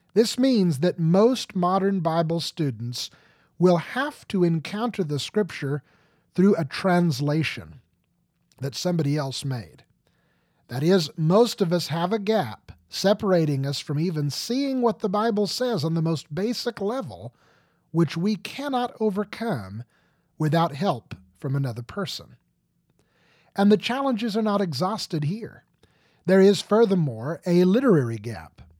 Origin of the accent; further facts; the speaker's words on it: United States; I do not often find people who cannot read at all in my home country